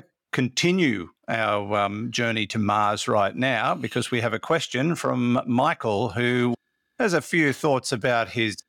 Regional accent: Australia; I'm actually Australian.

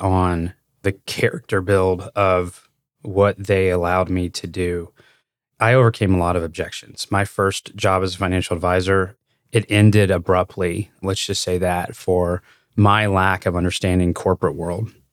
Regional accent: Louisville, Kentucky, United States; I grew up in Louisville, which is, um, it's a big city.

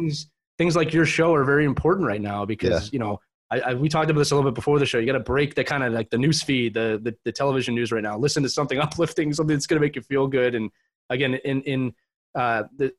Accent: Philadelphia, Pennsylvania, United States; I was born and raised in Philadelphia, Pennsylvania in the early 80s

